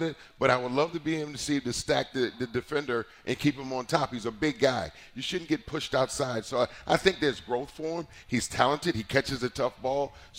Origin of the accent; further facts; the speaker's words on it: Virginia, United States; But, I went to school down in North Carolina, and I'm from Virginia.